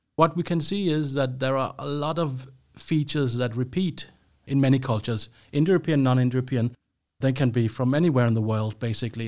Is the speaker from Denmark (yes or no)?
yes; Copenhagen, Capital Region of Denmark, Denmark; moved away as an adult; now in Sweden; I'm from Denmark, Copenhagen, but I've been living in Sweden for quite a while now